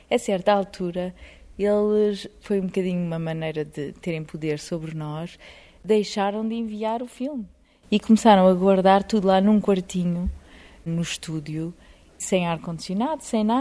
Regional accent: Portugal; Eu sou portuguesa, tínhamos

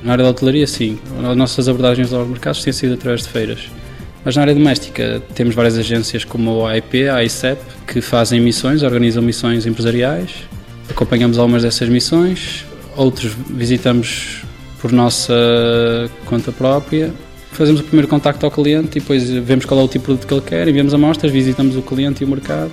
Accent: Portugal

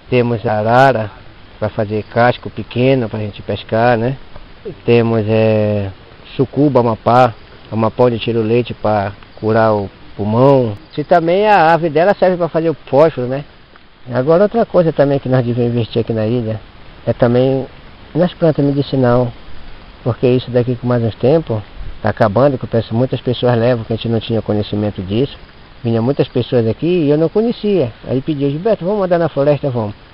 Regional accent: Amazon, Brazil; Sou filho da Amazônia. Nasci aqui na Amazônia e enquanto eu estiver vivo não vou sair da Amazônia não.

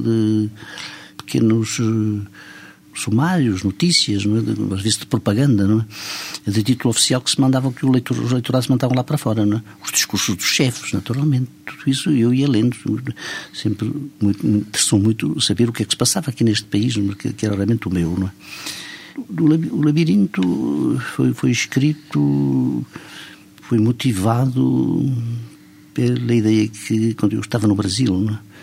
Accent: São Pedro do Rio Seco, Centro, Portugal; now in France; eu nasci no distrito da Guarda, realmente numa aldeia do distrito da Guarda chamada São Pedro do Rio Seco, que se encontra entre Vila Formoso e Almeida

